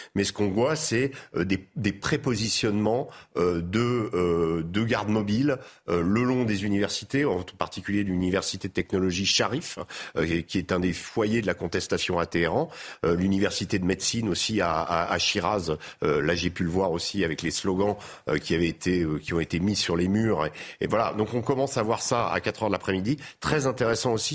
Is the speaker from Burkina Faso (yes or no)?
no; France; en tant que Français